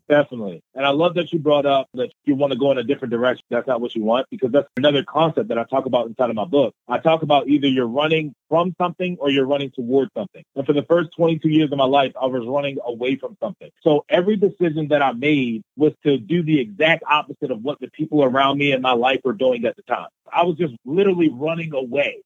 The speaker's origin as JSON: {"language": "English", "town": "Baltimore", "region": "Maryland", "country": "United States", "tie": "born or raised there", "said": "I grew up in Baltimore, Maryland"}